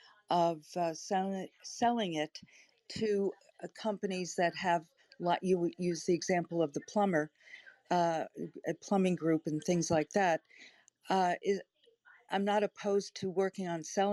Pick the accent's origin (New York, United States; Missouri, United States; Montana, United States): New York, United States; I'm from New York